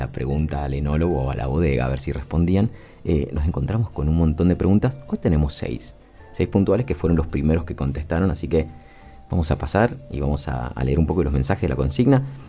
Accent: Mendoza, Argentina; somos mendocinos

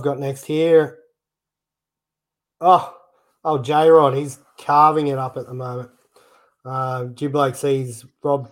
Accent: Australia; us Aussies

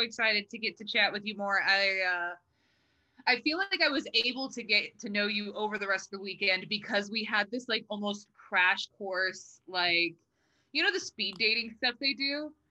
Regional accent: Texas, United States; moved away as an adult; also born or lived in Arkansas; now in Los Angeles, United States; So I grew up in Texas.

